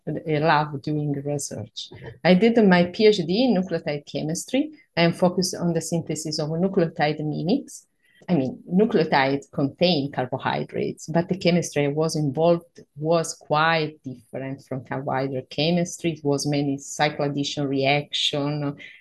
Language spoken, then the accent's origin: English; Calabria, Italy; English is a second language; moved away as an adult; also born or lived in Sicily; now in Florence, Italy; I come from the south of Italy, from a beautiful region that is named Calabria